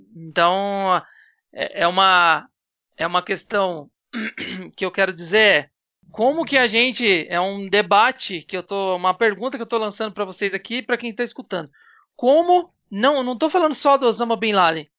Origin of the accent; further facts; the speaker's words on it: São Paulo, Brazil; eu sou de São Paulo